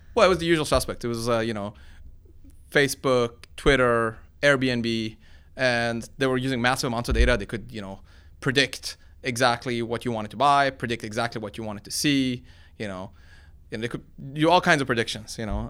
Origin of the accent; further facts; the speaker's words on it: Sweden; moved away as an adult; also born or lived in Iran; now in United States; my parents picked Sweden of all the countries, and that's where I grew up.